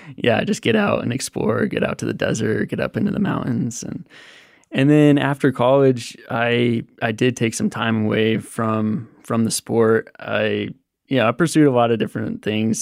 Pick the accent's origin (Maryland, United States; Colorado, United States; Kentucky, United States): Colorado, United States; Buena Vista; I grew up in Buena Vista, Colorado